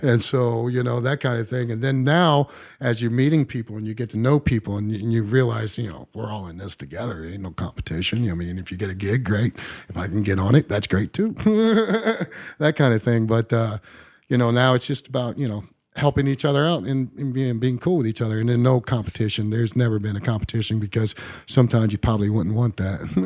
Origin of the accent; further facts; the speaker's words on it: Englewood, Ohio, United States; also born or lived in Las Vegas, Nevada; pretty much grew up around here in Ohio, uh, Dayton area, Inglewood